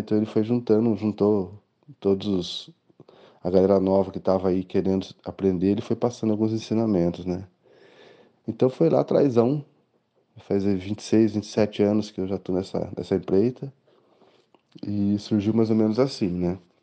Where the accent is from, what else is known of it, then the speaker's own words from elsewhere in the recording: Cornélio Procópio, Paraná, Brazil; now in Londrina, Brazil; eu morava em Cornélio Procópio, que eu sou de Cornélio Procópio